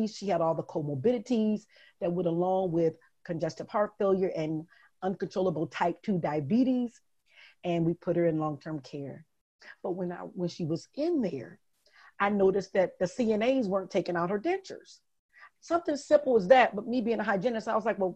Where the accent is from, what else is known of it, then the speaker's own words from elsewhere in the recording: Detroit, Michigan, United States; moved away as an adult; also born or lived in Jacksonville, Florida; Growing up in Detroit, my mother had a drug addiction and my father was in prison